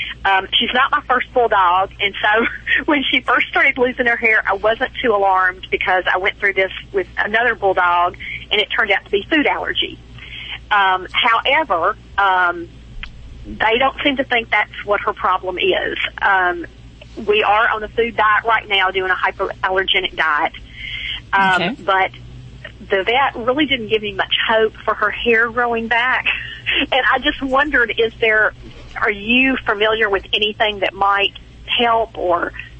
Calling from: Hernando, Mississippi, United States

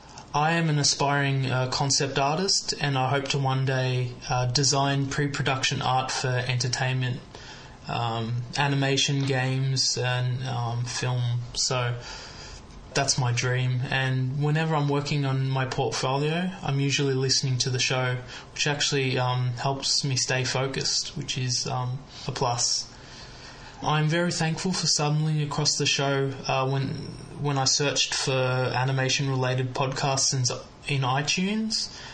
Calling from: Melbourne, Victoria, Australia; I'm from Melbourne, Australia

